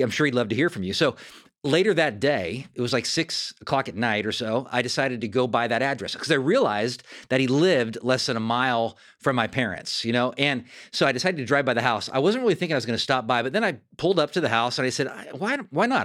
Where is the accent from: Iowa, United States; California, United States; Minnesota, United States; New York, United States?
California, United States; Fair Oaks; moved away; also born or lived in Sacramento; my hometown of Fair Oaks, California.